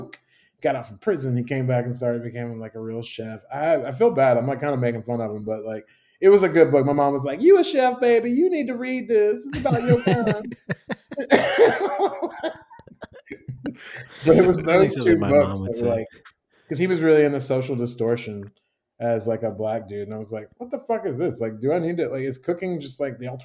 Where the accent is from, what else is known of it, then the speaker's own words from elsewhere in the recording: Chicago, Illinois, United States; also born or lived in Tuscaloosa, Alabama / San Francisco; now in Birmingham, United States; I'm from Chicago